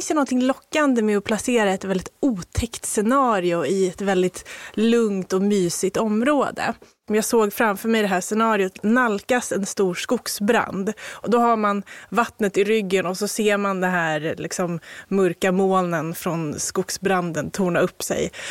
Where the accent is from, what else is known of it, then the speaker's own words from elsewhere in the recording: Haninge, Stockholm County, Sweden; Jag har koppling, men jag är mm. inte från Nynäshamn. Jag är uppvuxen i Haninge.